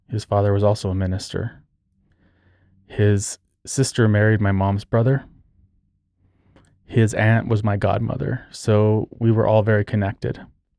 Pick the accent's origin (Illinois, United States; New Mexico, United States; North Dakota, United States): New Mexico, United States; Socorro; born there; I was born in 1980 in New Mexico, in Socorro, New Mexico, which is a tiny town south of Albuquerque.